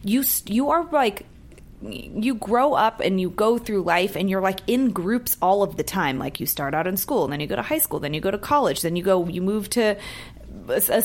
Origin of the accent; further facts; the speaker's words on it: San Francisco, California, United States; now in Los Angeles, United States; I'm from San Francisco. I was there in 89.